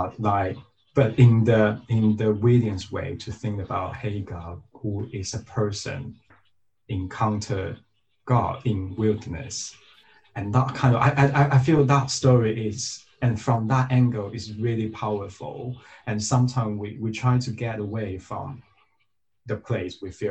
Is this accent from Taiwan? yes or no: yes; Taiwan; moved away; I'm originally from the Diocese of Taiwan